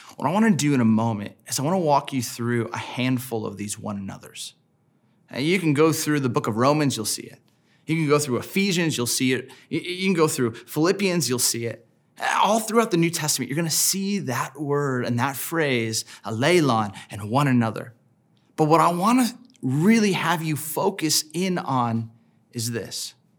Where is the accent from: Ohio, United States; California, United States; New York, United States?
California, United States; Southern; I grew up in Southern California